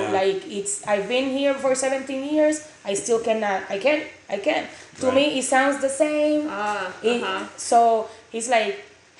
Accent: Puerto Rico; accent: southern; now in Texas, United States; I'm from Puerto Rico, by the way.

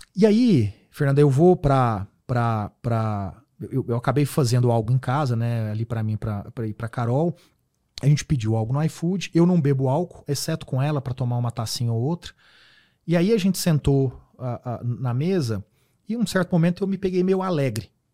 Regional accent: Uberaba, Minas Gerais, Brazil; moved away as an adult; now in São Paulo, Brazil; Eu vim de Uberaba, Minas Gerais

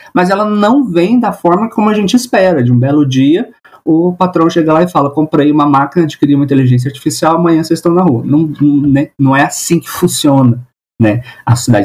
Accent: Minas Gerais, Brazil; Sou mineiro, né? Sou de Minas.

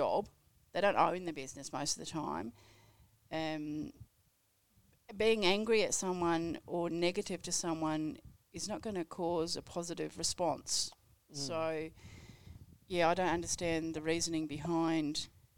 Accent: Melbourne, Victoria, Australia; I'm from Melbourne.

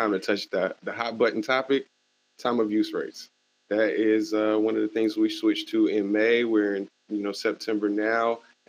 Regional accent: Fayetteville, United States; I'm from Fayetteville. I'm part of that hometown and the hometown utility.

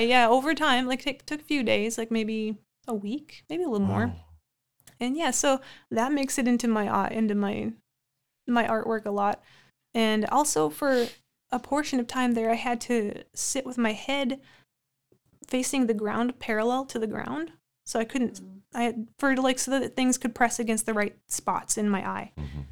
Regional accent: Amidon, North Dakota, United States; now in Minot, United States; growing up in the Amadon Bowman area

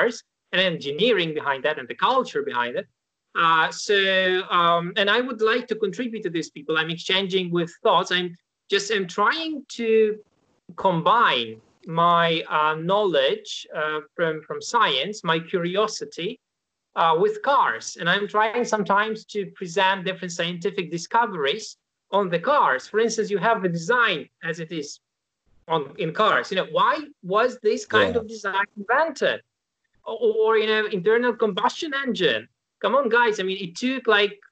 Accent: Ukraine; moved away as an adult; now in Warsaw, Poland; I was born in Ukraine. So that's Central European state. That was the place I was brought up, graduated university. Then I moved to Poland.

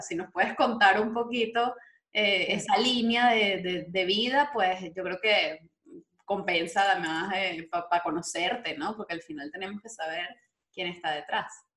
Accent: Venezuela; moved away

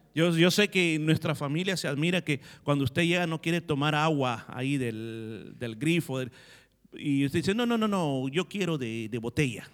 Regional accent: El Salvador; moved away as an adult; now in Australia; los que venimos del Salvador

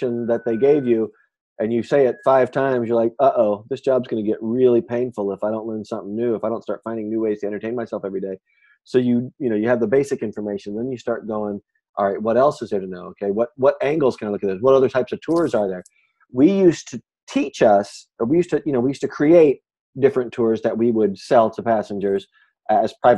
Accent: Kansas City, Kansas, United States; accent: southern Midwest; now in Chicago, United States; I was raised in Kansas City, Kansas, in Wyandotte County

